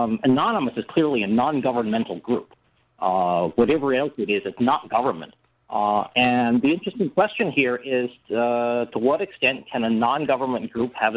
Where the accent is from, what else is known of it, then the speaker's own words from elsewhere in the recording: United States; I'm an American